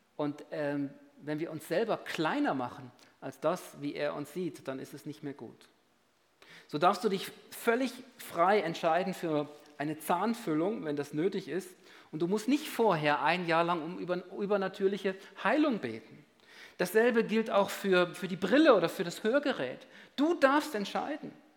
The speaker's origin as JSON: {"language": "German", "country": "Switzerland", "said": "bei uns in der Schweiz"}